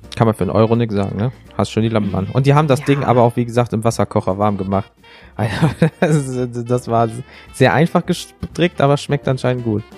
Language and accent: German; Rhineland, Germany; Ich komme aus dem Rheinland. CHSCH klingt für mich alles gleich.